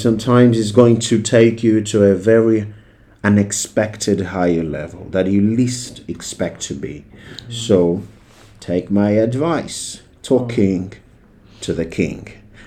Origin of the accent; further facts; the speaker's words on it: Moatize, Tete, Mozambique; I was born in Tete, Moatize, to be precise